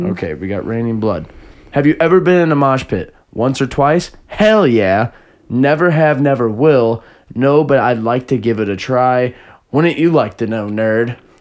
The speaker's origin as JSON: {"language": "English", "area": "Jefferson County", "region": "Missouri", "country": "United States", "said": "We're from Jefferson County, so you know we got great aim"}